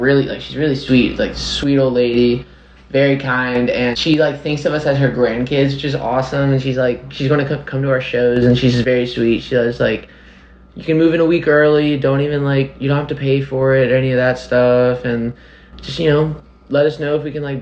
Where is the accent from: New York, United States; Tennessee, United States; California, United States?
Tennessee, United States; Nashville; I was born and raised here. The first house we lived on was on Abbott Martin, kind of in Green Hills area